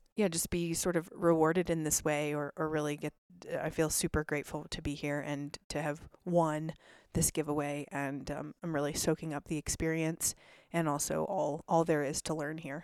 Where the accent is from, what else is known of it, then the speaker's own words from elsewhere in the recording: Vail, Colorado, United States; now in Salt Lake City, United States; I grew up in a lot of snow. So I grew up in Vail, Colorado